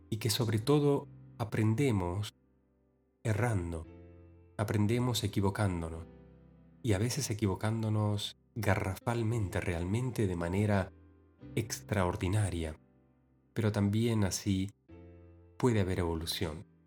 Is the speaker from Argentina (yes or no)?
yes; Argentina; en mi ciudad natal, en Argentina